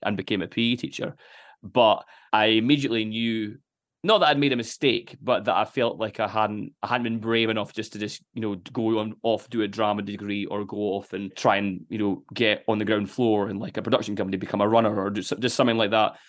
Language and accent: English; Dundee, Scotland, United Kingdom; growing up in Dundee